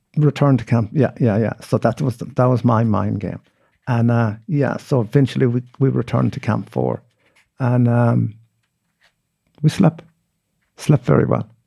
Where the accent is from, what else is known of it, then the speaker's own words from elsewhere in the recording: Mayo, Connacht, Ireland; also born or lived in Australia; growing up in Mayo